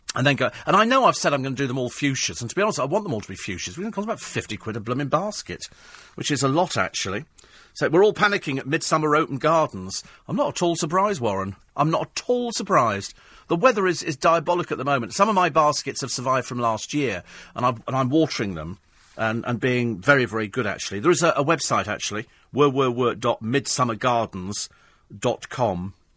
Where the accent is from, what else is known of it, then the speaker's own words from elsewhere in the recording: United Kingdom; I'm fiercely British